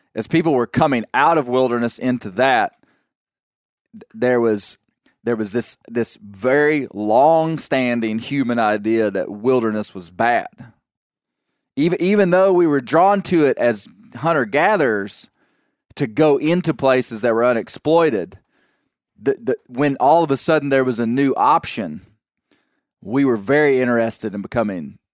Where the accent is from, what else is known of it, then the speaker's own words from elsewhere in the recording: Arkansas, United States; I popped out of the womb in 1979 in Arkansas